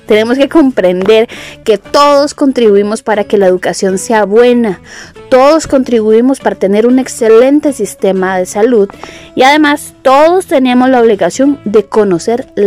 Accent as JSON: {"language": "Spanish", "country": "Costa Rica", "said": "como costarricenses"}